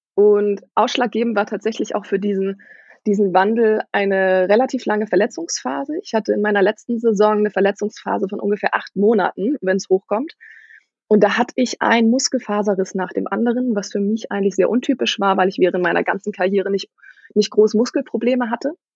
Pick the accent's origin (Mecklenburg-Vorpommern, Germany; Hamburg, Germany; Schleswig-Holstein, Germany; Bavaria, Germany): Schleswig-Holstein, Germany; ich bin in Norddeutschland groß geworden. Und Norddeutschland ist tatsächlich eher eine Handballregion